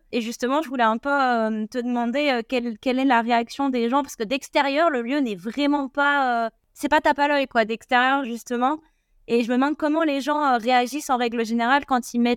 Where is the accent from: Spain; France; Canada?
France; Montpellier, Occitania; moi, je suis de Montpellier, du coup.